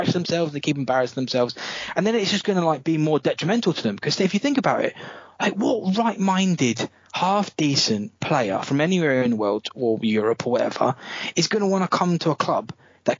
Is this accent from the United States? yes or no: no; England, United Kingdom; all my mates growing up in England